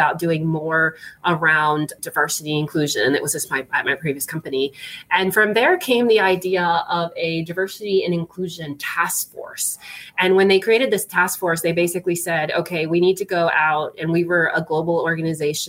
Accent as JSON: {"language": "English", "country": "Puerto Rico", "moved": "yes", "said": "I'm actually originally from Puerto Rico. So I am Latina"}